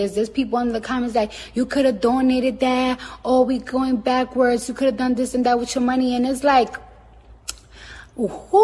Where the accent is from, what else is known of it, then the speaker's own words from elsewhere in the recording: New York, United States; I'm from New York and the streets is always dirty